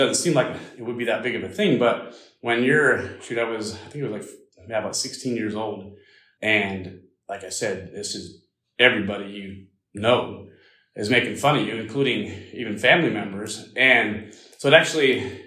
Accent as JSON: {"language": "English", "region": "small town in Pennsylvania", "country": "United States", "tie": "born or raised there", "said": "growing up in the Amish community, as most of you guys don't know, it was very small. It was probably 60 families total in that area"}